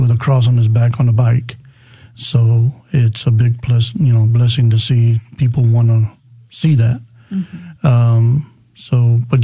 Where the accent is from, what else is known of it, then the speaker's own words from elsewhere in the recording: San Antonio, Texas, United States; I was born and raised here in San Antonio